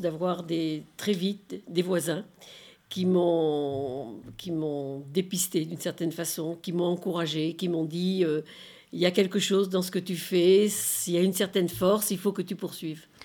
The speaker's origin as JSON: {"language": "French", "town": "Bordeaux", "region": "Nouvelle-Aquitaine", "country": "France", "moved": "as an adult", "lives_now": "Lyon, France", "said": "de ma transplantation de ma région d'origine, Bordeaux, et en arrivant à Lyon"}